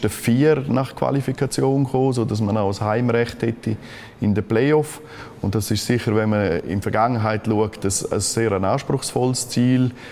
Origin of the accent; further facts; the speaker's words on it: Graubünden, Switzerland; Graubünden ist natürlich absolut meine Heimat. Der Kanton hat mich geprägt und darum ist es für mich wunderschön